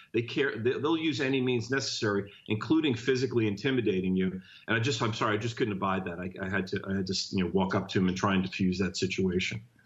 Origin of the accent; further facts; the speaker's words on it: Jersey City, New Jersey, United States; now in San Francisco, United States; I grew up in Jersey City, New Jersey